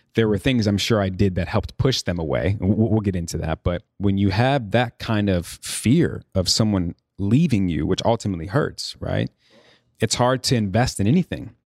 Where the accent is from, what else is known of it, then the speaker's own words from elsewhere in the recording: Chicago, Illinois, United States; also born or lived in New York; now in Los Angeles, United States; I'm from Chicago, born and raised.